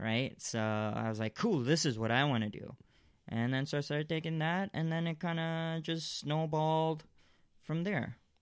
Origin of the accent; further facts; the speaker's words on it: Malaysia; I grew up in Malaysia.